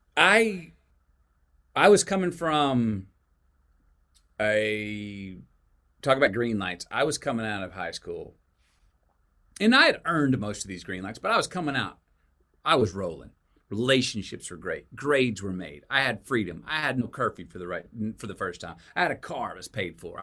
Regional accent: Longview, Texas, United States; born or raised there; also born or lived in Uvalde, Texas

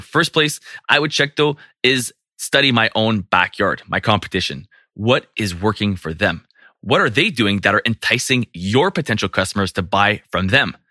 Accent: Canada; I'm from Canada

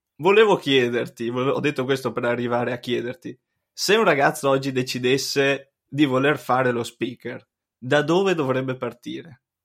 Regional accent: Cismon del Grappa, Veneto, Italy; quando ero piccolo io abitavo a Cismon del Grappa, un paesino ai piedi del Grappa

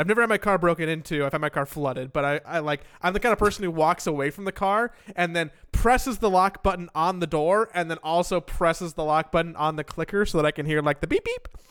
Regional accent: Los Angeles, California, United States; moved away; also born or lived in Florida; growing up in Los Angeles

